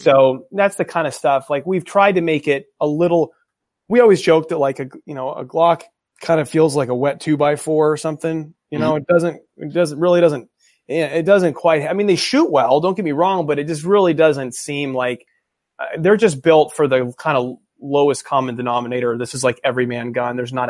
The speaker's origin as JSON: {"language": "English", "region": "California", "country": "United States", "said": "I'm from California, actually."}